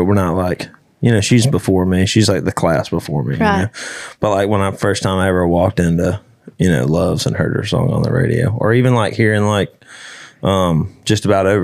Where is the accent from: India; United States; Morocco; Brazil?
United States; Alabama; I'm from Alabama